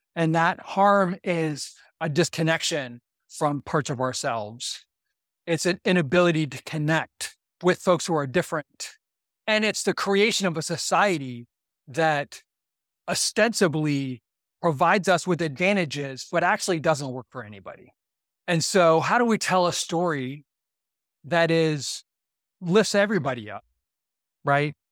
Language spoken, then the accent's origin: English; Boardman, Ohio, United States; I grew up in Boardman, Ohio, which is a, a white, very, very white suburb of Youngstown, Ohio